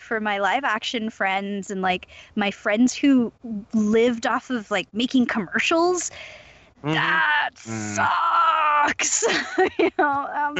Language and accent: English; Southern California, United States; I'm from Southern California.